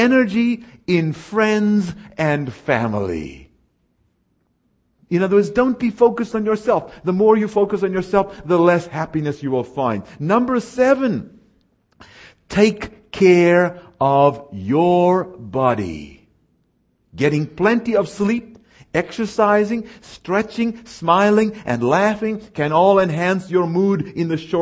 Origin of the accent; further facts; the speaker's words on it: South Africa; moved away; I was raised in South Africa, where the only time you see snow is if you got to drive to it.